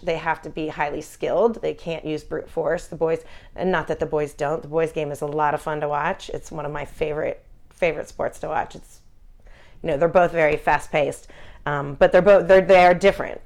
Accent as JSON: {"language": "English", "town": "Philadelphia", "region": "Pennsylvania", "country": "United States", "tie": "born or raised there", "said": "I grew up in Philadelphia, following Philadelphia sports"}